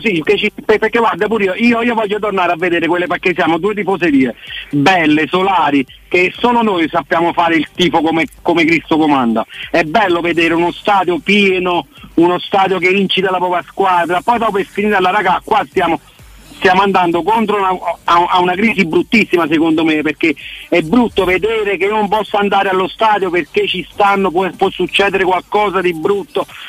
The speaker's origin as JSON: {"language": "Italian", "area": "Naples", "region": "Campania", "country": "Italy", "moved": "as an adult", "lives_now": "Rome, Italy", "said": "sono andato via da Napoli, da, da, dalla mia terra, dalla campagna"}